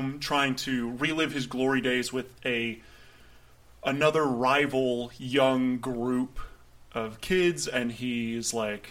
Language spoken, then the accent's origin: English; Vero Beach, Florida, United States; moved away; growing up there and then going to high school there and then going back there now.